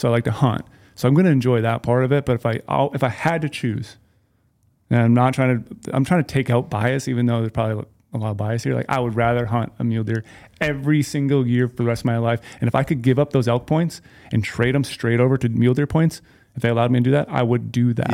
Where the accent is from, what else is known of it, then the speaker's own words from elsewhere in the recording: Minnesota, United States; moved away; I grew up in Minnesota